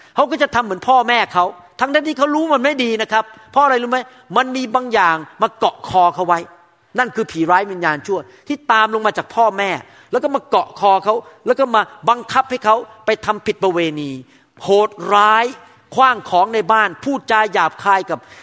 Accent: Thailand; moved away; เราเกิดโตขึ้นมาในสังคมคนไทยแบบนั้น

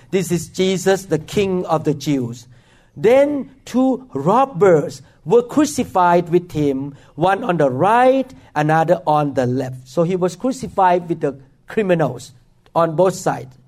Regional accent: Thailand; now in Seattle, United States; I grew up in Thailand

